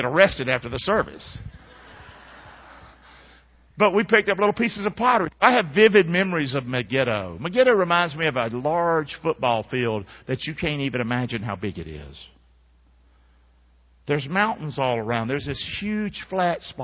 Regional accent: Rockingham, North Carolina, United States; I'm from Rockingham

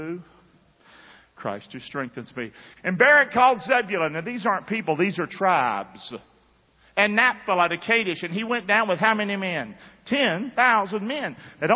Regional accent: the South, United States; I grew up in the South

